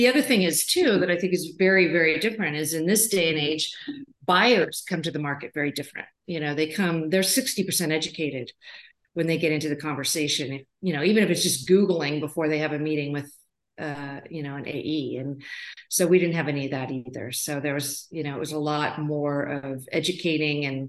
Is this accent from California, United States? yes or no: yes; Oakland, California, United States; I'm from the Bay, grew up in the Oakland, East Bay area